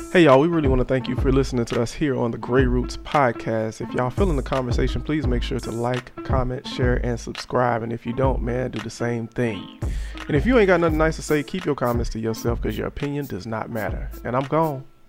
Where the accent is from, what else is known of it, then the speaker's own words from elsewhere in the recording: South Florida, United States; I am not Caribbean. I'm just from South Florida.